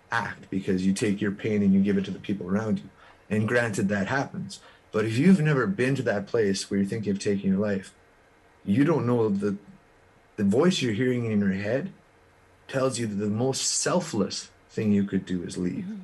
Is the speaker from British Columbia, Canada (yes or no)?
no; Kleefeld, Manitoba, Canada; i'm a kid from Kleefeld manitoba